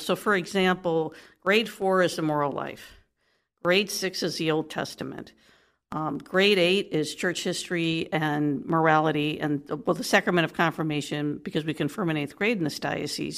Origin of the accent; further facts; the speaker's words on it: Detroit, Michigan, United States; moved away as an adult; also born or lived in Texas; now in Columbus, United States; I'm originally from the Midwest, so, you know, I'm a native Detroiter